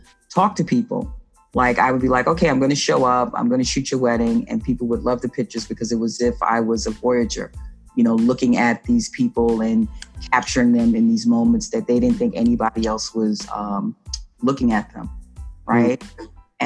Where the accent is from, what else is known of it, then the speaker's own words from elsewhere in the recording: New York City, New York, United States; I'm from the Bronx, and you know, I traveled into the city